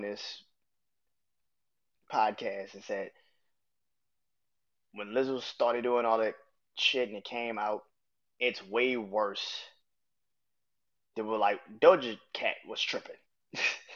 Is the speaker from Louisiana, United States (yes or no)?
yes; New Orleans, Louisiana, United States; I'm from New Orleans